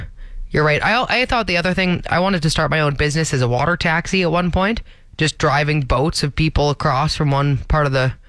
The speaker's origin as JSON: {"language": "English", "region": "Ontario", "country": "Canada", "tie": "born or raised there", "moved": "yes", "said": "growing up in Ontario, when it's pretty hot all the time."}